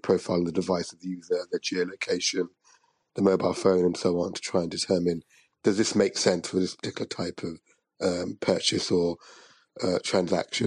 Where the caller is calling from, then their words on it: London, United Kingdom; I'm calling from London